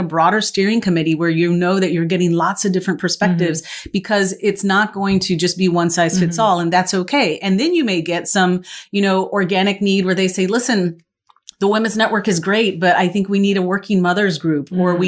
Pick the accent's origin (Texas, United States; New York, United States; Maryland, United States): Texas, United States; West; moved away as an adult; also born or lived in East Coast; I moved to the East Coast, it was like, okay, I'm from Texas. I'm from West Texas